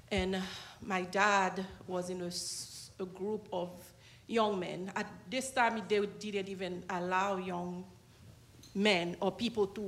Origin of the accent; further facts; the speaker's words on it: Haiti; moved away; I am from Haiti. was born there and raised there.